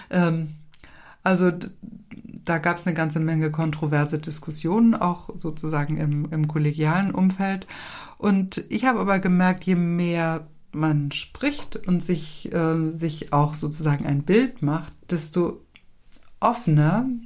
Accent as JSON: {"language": "German", "town": "Kiel", "region": "Schleswig-Holstein", "country": "Germany", "tie": "born or raised there", "moved": "yes", "lives_now": "Lübeck, Germany", "said": "in meiner Geburtsstadt."}